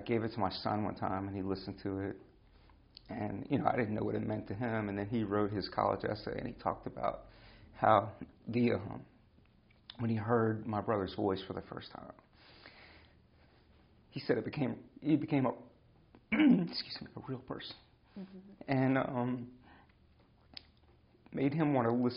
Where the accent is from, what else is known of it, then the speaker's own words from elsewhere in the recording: United States; we grew up in America